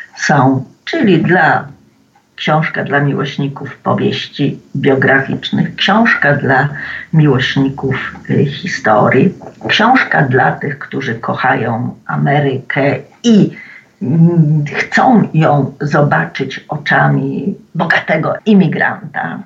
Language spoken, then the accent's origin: Polish; Poland